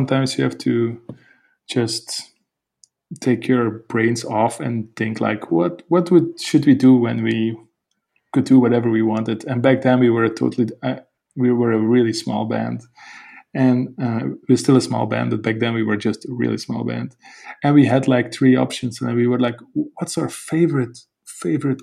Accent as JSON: {"language": "English", "country": "Belgium", "said": "we're a band from Belgium"}